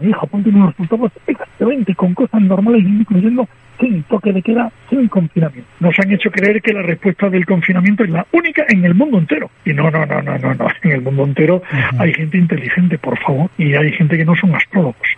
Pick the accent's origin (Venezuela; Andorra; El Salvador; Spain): Spain